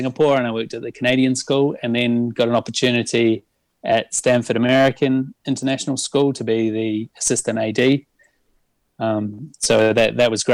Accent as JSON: {"language": "English", "country": "New Zealand", "also_born_or_lived": "Düsseldorf, Germany / Manila, Philippines", "moved": "as an adult", "lives_now": "Lausanne, Switzerland", "said": "I'm originally from New Zealand, but left New Zealand nearly 20 years ago to go international."}